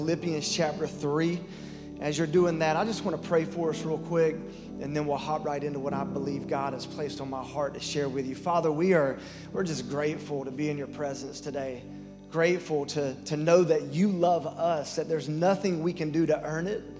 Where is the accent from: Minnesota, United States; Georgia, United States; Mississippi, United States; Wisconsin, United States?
Georgia, United States; Lyons area; I'm from the Lines area, not the Vidalia area